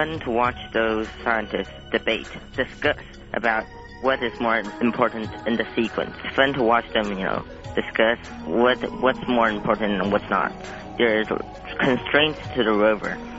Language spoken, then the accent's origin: English; Taiwan; I'm from Taiwan.